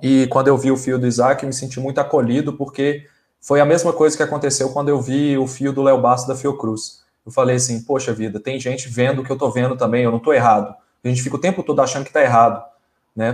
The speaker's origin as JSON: {"language": "Portuguese", "country": "Brazil", "said": "a gente é brasileiro, igual qualquer um aqui"}